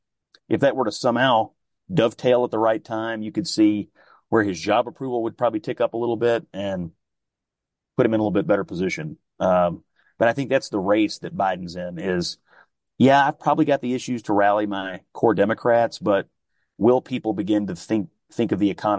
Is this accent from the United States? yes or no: yes; Kentucky, United States; I'm from Kentucky.